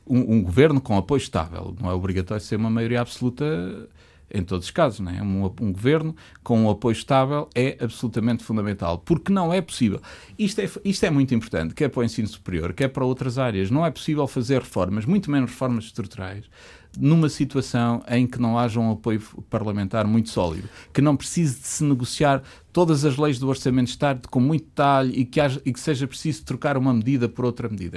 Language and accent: Portuguese; Coimbra, Centro, Portugal; also born or lived in Chaves; Eu sou, eu sou originário de uma zona ultraperiférica de Chaves. Eu, sou, eu nasci em Coimbra, de facto, mas a minha família é de Chaves e vive